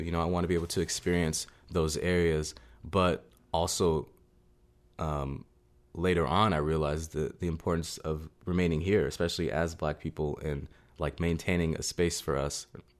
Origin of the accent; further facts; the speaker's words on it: Seattle, Washington, United States; But growing up in the Central District and just, like, learning so much history there